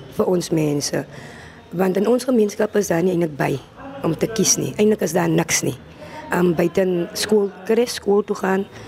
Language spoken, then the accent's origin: Afrikaans; Voorstekraal, Genadendal, Western Cape, South Africa; ek is van Voorstekraal in Nettendal